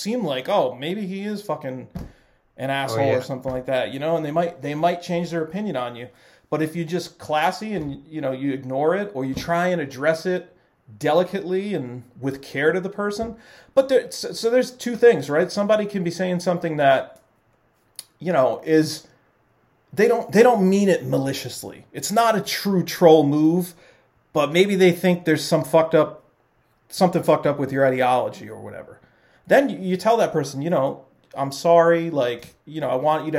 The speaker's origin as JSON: {"language": "English", "town": "Central Falls", "region": "Rhode Island", "country": "United States", "tie": "born or raised there", "said": "I grew up in Central Falls"}